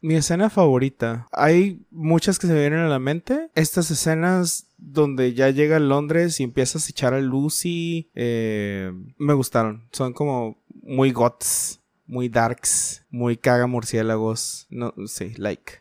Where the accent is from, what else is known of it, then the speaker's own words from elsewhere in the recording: Mexico; celebramos como buenos mexicanos lo que es el Día de Muertos